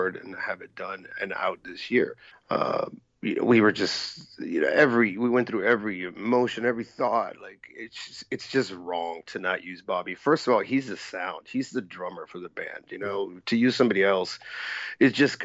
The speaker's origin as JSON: {"language": "English", "country": "United States", "said": "me being an American"}